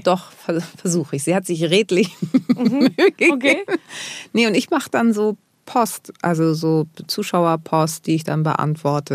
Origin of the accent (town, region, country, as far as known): Germany; born or raised there